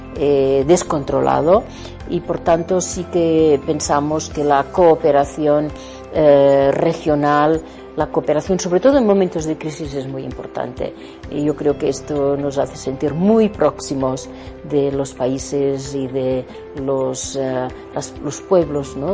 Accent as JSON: {"language": "Spanish", "country": "Spain", "said": "como españoles"}